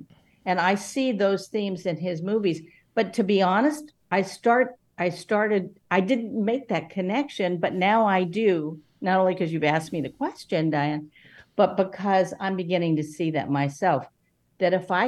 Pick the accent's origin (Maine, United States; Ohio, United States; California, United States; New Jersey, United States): California, United States; Los Angeles; growing up in Los Angeles